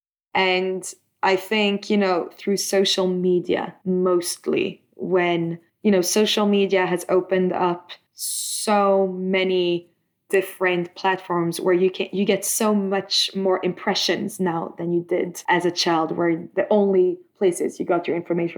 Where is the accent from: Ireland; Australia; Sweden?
Sweden; Stockholm, Stockholm County; I am from Stockholm